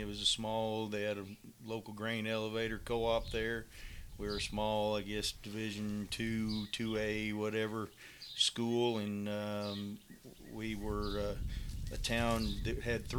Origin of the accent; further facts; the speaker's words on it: Gilman, Iowa, United States; moved away as an adult; also born or lived in Sun Prairie, Wisconsin / Texas; Central Iowa. Gilman, Iowa is where I was raised. A little town of 500 people between Grinnell and Marshalltown.